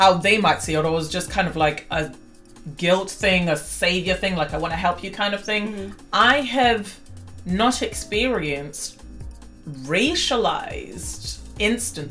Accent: Nigeria; my home country of Nigeria

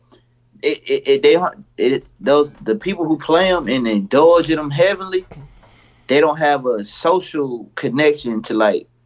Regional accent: Milwaukee, Wisconsin, United States; Growing up in motherfucking Milwaukee, nigga, if you stayed up, like I stayed growing up, I grew up on like, I grew up on 28, I mean on 41st

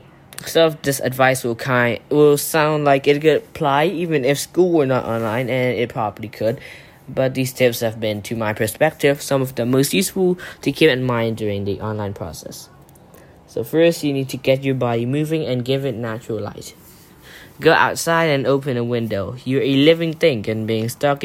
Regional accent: Thailand; from Thailand

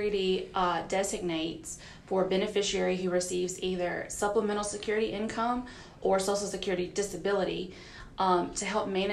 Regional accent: Forest, Mississippi, United States; moved away as an adult; also born or lived in Louisville, Kentucky; now in Mississippi, United States; Born and raised in Forest, Mississippi

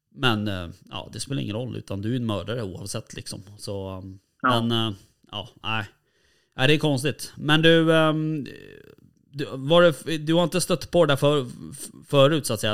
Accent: Stockholm, Stockholm County, Sweden; vi är från Stockholm

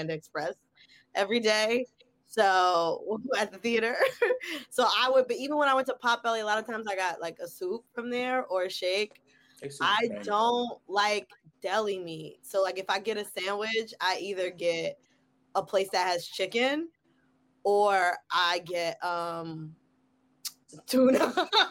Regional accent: Englewood, New Jersey, United States; I come from Jersey

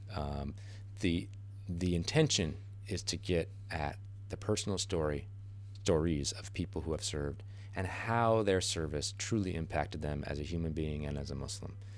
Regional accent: United States; as an American

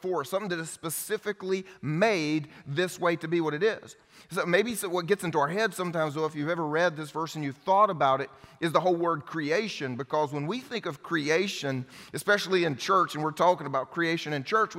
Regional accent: the Bible Belt, United States; I grew up here in the Bible Belt going to church

